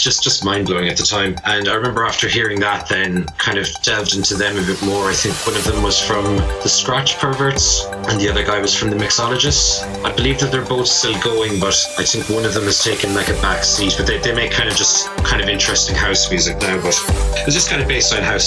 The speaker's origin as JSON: {"language": "English", "area": "County Limerick", "region": "Munster", "country": "Ireland", "tie": "born or raised there", "said": "we didn't have the English radio channels in Ireland, where I grew up in County Limerick"}